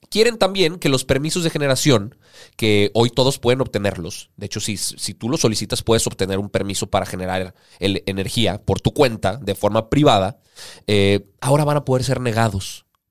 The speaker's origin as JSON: {"language": "Spanish", "country": "Mexico", "said": "a nosotros como mexicanos"}